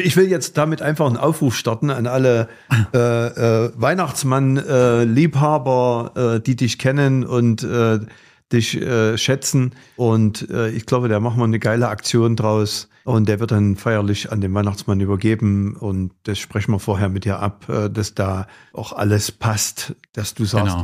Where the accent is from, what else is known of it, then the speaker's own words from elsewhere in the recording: Gera, Thuringia, Germany; hier bei uns in Gera